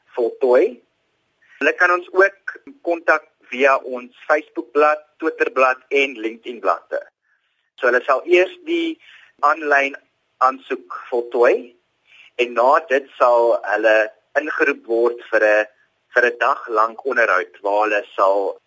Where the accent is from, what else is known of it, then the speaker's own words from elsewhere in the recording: Eastern Cape, South Africa; moved away; Ek kom oorspronklik van die Oos-Kaap af en ek het na Hoër Tegniese Skool Potrex toe gegaan.